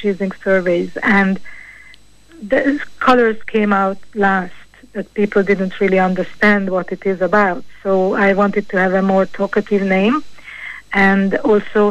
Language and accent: English; Hungary; moved away as an adult; now in Ireland; I'm from originally from Hungary, and I have an Irish husband